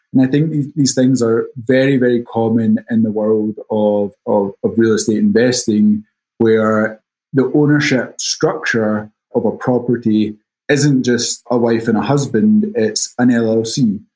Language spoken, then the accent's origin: English; Scotland, United Kingdom; accent: Scottish; moved away as an adult; now in New York, United States; I'm originally from Scotland. That's the accent, but I've been in the States for a little over 10 years now, based out of New York.